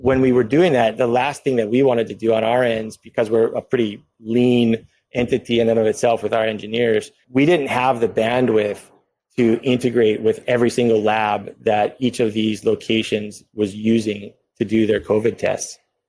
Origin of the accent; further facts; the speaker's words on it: Hawaii, United States; Being Native Hawaiian and Indigenous as a base, it's part of the culture and values